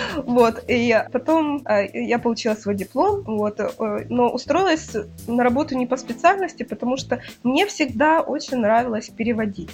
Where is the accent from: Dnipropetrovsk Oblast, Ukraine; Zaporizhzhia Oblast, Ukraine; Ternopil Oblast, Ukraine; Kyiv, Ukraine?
Kyiv, Ukraine; я родилась в Киеве